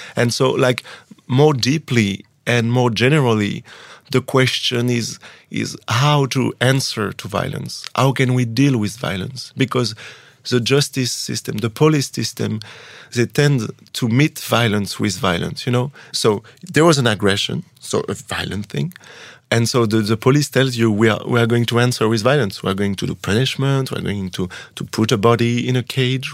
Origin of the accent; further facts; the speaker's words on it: France; first language French; English is a second language; I was born in France. I didn't choose it. I didn't choose the language that people put in my body.